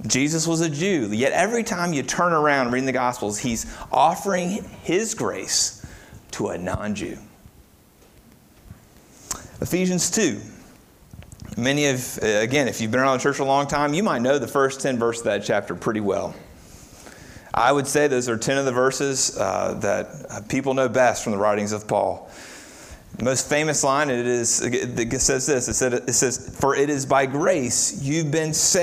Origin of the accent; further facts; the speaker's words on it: Florence, Kentucky, United States; I grew up in Florence, Kentucky